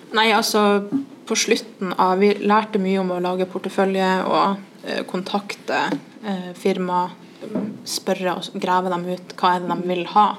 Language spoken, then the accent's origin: Norwegian; Trondheim, Trøndelag, Norway; vi var to fra Trondheim